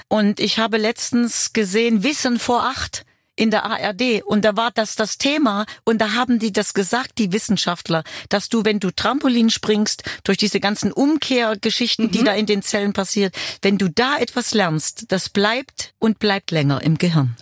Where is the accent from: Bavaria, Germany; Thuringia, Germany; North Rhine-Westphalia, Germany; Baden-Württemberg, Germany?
Thuringia, Germany; Weimar; moved away as an adult; Ich komme zurück in meine Heimatstadt.